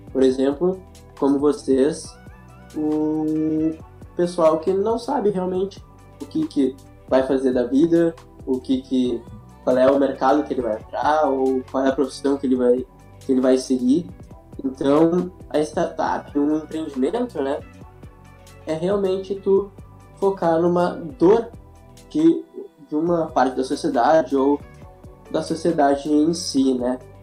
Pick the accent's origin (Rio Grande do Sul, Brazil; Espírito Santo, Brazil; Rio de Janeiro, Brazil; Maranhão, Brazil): Rio Grande do Sul, Brazil; Sou gaúcho